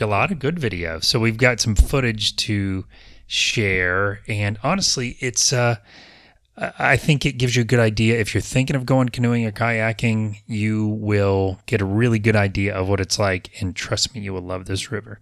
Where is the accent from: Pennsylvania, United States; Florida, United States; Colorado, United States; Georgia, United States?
Florida, United States; Apopka; But I was born in Apopka in 1971. I have been here for most of my life.